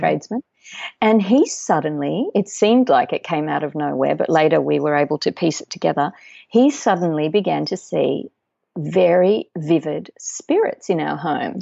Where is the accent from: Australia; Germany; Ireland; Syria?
Australia; also born or lived in Uruguay; we moved to Australia when I was two years old